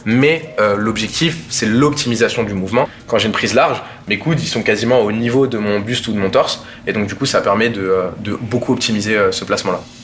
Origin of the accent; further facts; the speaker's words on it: France; also born or lived in Bordeaux, France / Val d'Oise, France; j'ai grandi une partie de mon enfance euh, dans le sud, à Bordeaux, et une autre partie à Paris, principalement dans le 95, dans le Val d'Oise